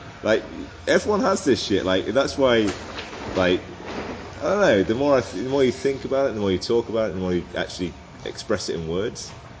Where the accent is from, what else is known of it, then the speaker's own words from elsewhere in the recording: England, United Kingdom; oh, I'm from England.